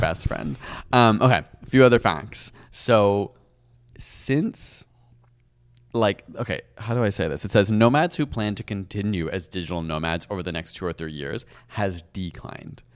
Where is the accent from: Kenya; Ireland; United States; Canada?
Canada; as a Canadian